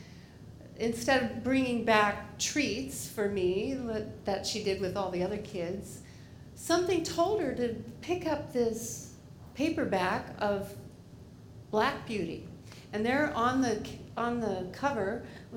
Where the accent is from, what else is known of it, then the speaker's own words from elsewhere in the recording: Maine, United States; when I was a kid growing up in Maine